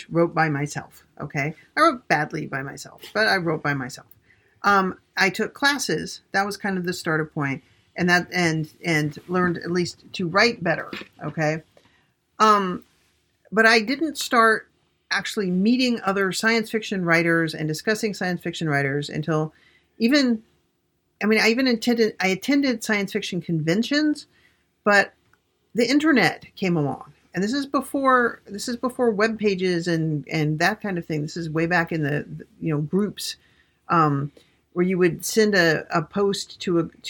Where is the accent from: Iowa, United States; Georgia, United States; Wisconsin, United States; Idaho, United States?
Idaho, United States; Pocatello; moved away as an adult; also born or lived in Massachusetts; I grew up in Pocatello, Idaho